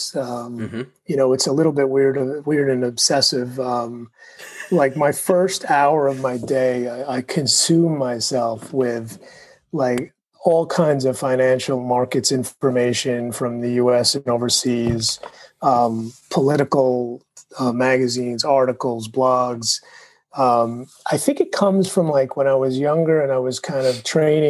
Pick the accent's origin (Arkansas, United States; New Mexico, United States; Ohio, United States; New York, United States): New York, United States; New York City; I was born in Brooklyn.